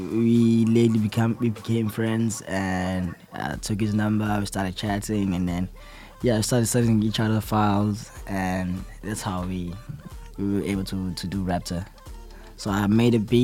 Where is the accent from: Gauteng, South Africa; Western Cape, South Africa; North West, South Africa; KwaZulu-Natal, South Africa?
KwaZulu-Natal, South Africa; Durban; I'm from South Africa, Durban. Born and raised there in Claremont.